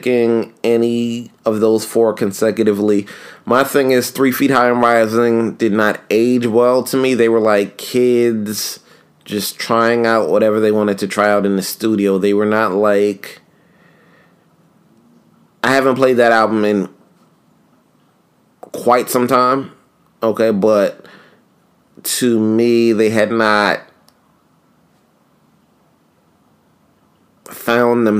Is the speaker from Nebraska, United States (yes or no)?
no; New York, United States; a kid who grew up in New York